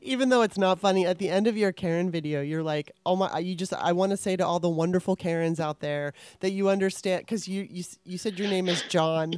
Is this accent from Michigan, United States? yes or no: no; Los Angeles, California, United States; I grew up in Los Angeles, California